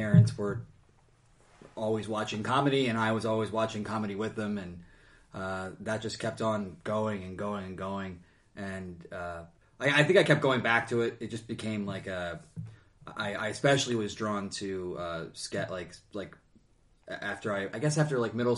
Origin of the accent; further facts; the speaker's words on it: Chester County, Pennsylvania, United States; I grew up in Chester County